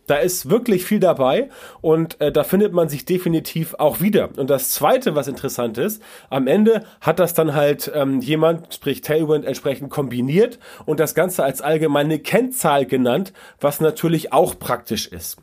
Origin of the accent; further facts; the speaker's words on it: Hamburg, Germany; SC Orania bei uns in Hamburg